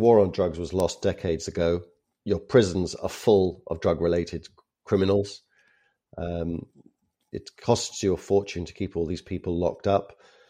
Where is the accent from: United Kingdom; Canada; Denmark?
Canada; now in Ireland; Now, the reason why I ask this is that my home country, Canada, despite my funny accent, that is where I'm from.